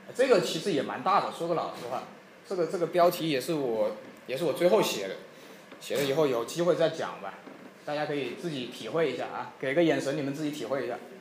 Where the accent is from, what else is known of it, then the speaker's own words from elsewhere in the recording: Singapore; 我从小在新加坡长大的